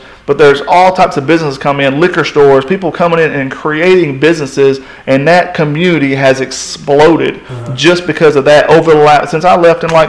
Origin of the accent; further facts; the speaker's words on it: Cullman, Alabama, United States; I grew up in Coleman when it was dry.